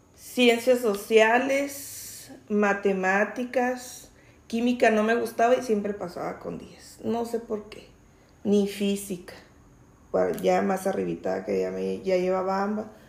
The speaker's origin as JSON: {"language": "Spanish", "region": "Chihuahua", "country": "Mexico", "tie": "born or raised there", "also_born_or_lived": "Santa Bárbara, Chihuahua", "said": "yo empecé mi escuelita en, allá en Santa Bárbara, de allá son mis padres, pero yo nací aquí en Chihuahua. Y luego ya le dieron trabajo a mi mamá de maestra. Aquí en Chihuahua ya nos venimos. Y aquí empecé a estudiar en la escuela Jesús García."}